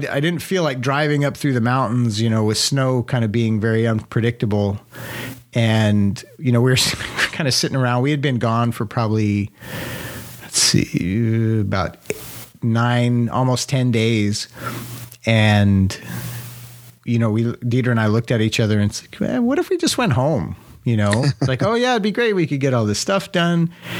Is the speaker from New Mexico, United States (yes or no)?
yes; Ruidoso, New Mexico, United States; moved away; we were going to drive to Ruidoso, which is my hometown.